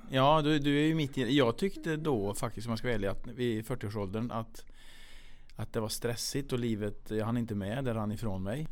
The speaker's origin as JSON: {"language": "Swedish", "town": "Kil", "region": "Värmland", "country": "Sweden", "said": "vi är från Kil båda två"}